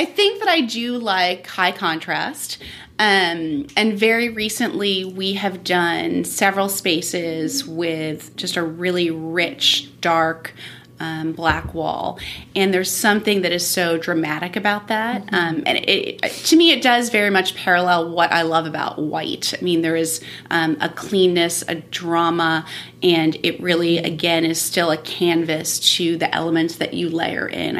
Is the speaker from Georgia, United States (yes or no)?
no; Miami, Florida, United States; also born or lived in San Francisco; now in Nashville, United States; I grew up in Miami